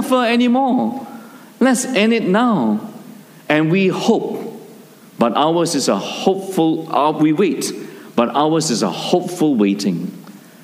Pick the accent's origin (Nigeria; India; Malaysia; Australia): Malaysia; our small town where I grew up in Malaysia